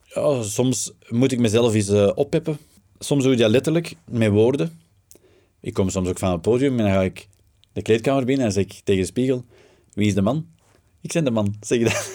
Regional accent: Flanders, Belgium; wij als Vlaming

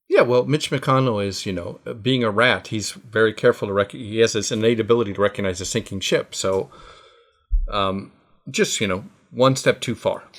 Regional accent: United States; now in Japan; I am a Jewish American

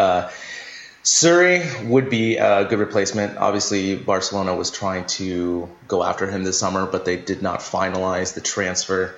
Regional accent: United States; as an American

